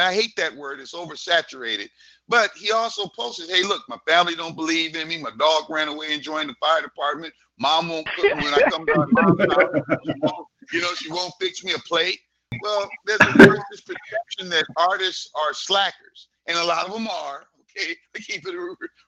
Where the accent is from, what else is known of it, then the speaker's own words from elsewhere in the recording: Los Angeles, California, United States; I grew up in Hollywood